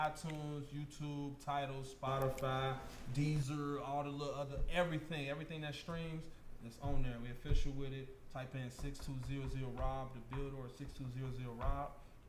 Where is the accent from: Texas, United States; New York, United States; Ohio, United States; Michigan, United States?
Ohio, United States; Cincinnati; moved away as an adult; also born or lived in West Virginia; now in Charleston, United States; I'm from Cincinnati, man.